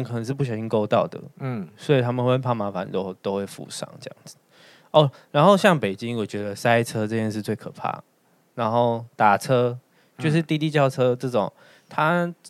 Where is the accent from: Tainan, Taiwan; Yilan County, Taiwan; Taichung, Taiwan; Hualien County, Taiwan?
Taichung, Taiwan; 台中啊，